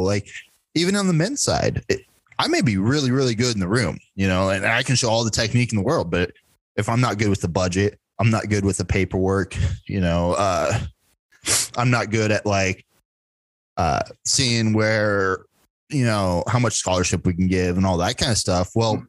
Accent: Elk Horn, Iowa, United States; I'm from Elkhorn.

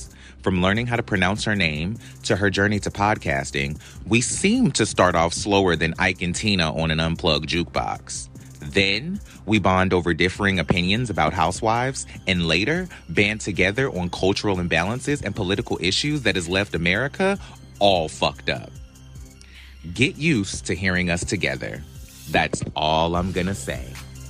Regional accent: North Carolina, United States; I'm from North Carolina. I just live here.

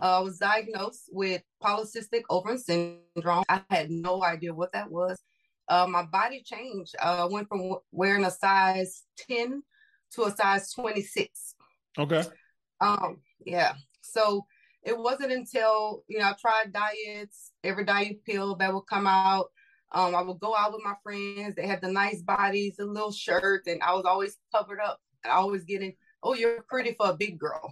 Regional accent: Louisiana, United States; now in Houston, United States; I am from Louisiana. I live in Texas. Okay. I always how- say born and raised Louisiana, Texas made.

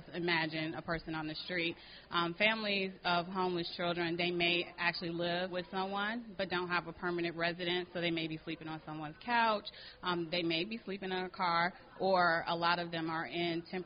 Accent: Detroit, Michigan, United States; moved away as an adult; now in Charlotte, United States; I've been in Charlotte for 15 years, but was raised in Detroit, Michigan

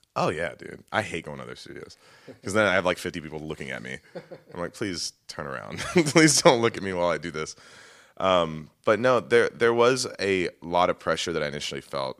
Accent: Texas, United States; moved away as an adult; also born or lived in Indiana; left my hometown of Texas

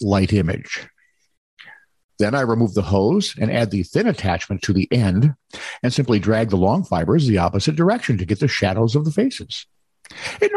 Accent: United States; I'm an American

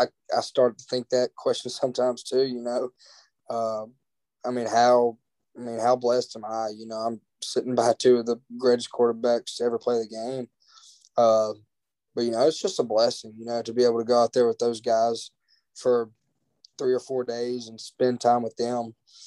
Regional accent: Brandon, Mississippi, United States; also born or lived in Martin, Tennessee; So, I'm from Brandon, Mississippi. If people ask me where I'm from, I say I'm from Brandon, Mississippi. You know, I was born in UT Martin.

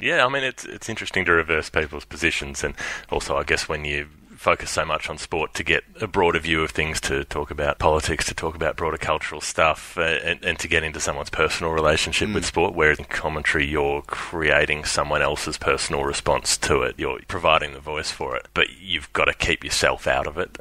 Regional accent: Melbourne, Victoria, Australia; We're both from Melbourne

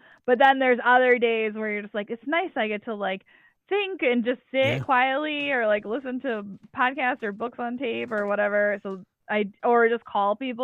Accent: Syracuse, New York, United States; now in Boston, United States; I grew up right outside of Syracuse, New York

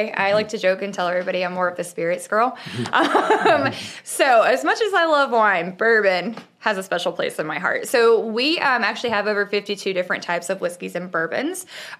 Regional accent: Northern New York, United States; moved away; I'm from Northern New York.

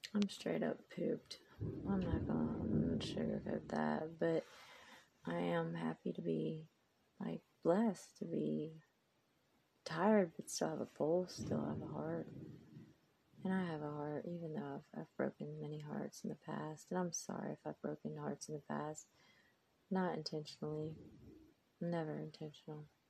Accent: Mississippi, United States; moved away as an adult; also born or lived in Jeddah, Saudi Arabia; I'm from Mississippi

